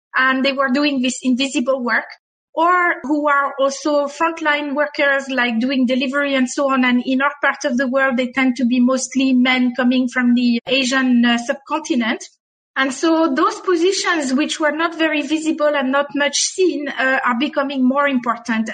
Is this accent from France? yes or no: yes; France; accent: French; English is a second language; now in Dubai, United Arab Emirates; my French accent